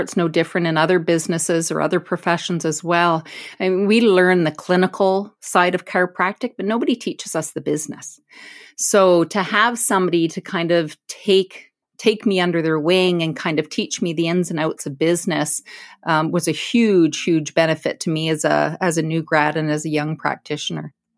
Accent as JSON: {"language": "English", "town": "Brantford", "region": "Ontario", "country": "Canada", "tie": "born or raised there", "said": "I was born and raised in Brantford, it's my hometown"}